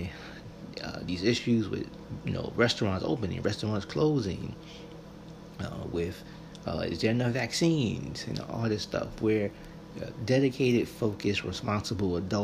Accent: United States; especially here in America, we are kind of raised with this sort of, you know, I'm American

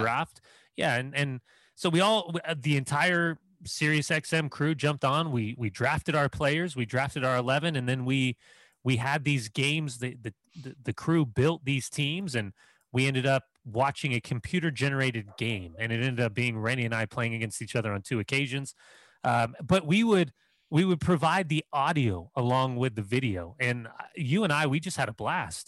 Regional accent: Southern California, United States; I'm a Clippers guy for basketball growing up in Southern California

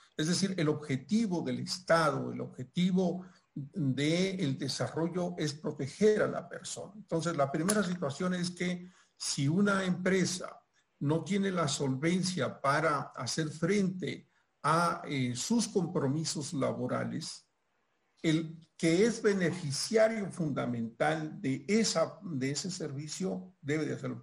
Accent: Mexico; acá en mi país, en México, donde estoy ahora por el tema de la pandemia

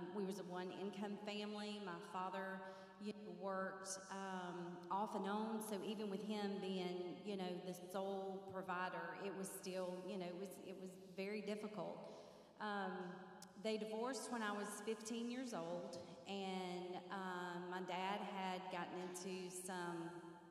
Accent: Marietta, Georgia, United States; I grew up in Marietta, Georgia, and I have two sisters

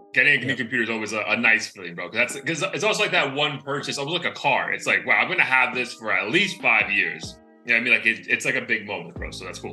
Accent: Florida, United States; I'm from Florida

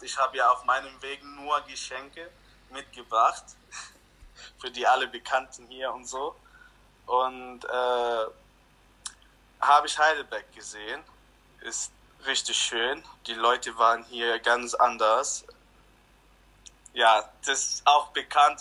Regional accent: Lebanon; now in Germany; Ich wurde im Libanon geboren

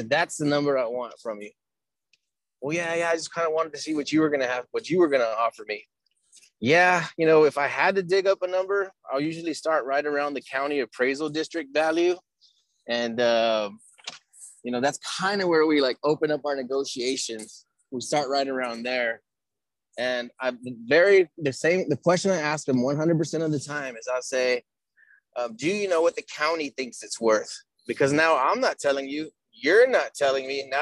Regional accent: Texas, United States; I'm from Texas

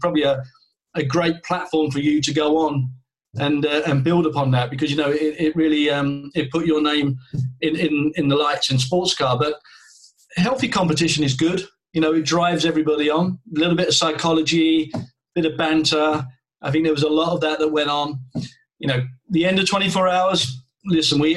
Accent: United Kingdom; to come as a Brit

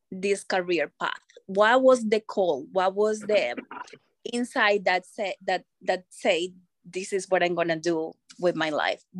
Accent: Colombia; now in Philadelphia, United States; from Colombia

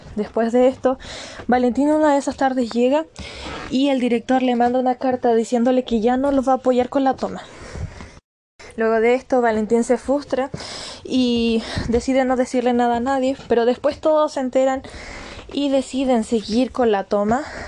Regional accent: Chile; todos somos chilenos

